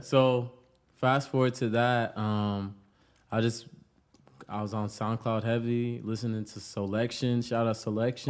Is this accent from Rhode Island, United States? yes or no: yes; Pawtucket, Rhode Island, United States; now in Los Angeles, United States; I'm from Pawtucket, Rhode Island, the bucket.